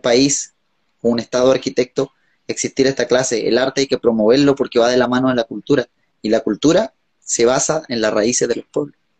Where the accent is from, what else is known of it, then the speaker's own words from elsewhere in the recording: Aysén, Chile; como Aicenino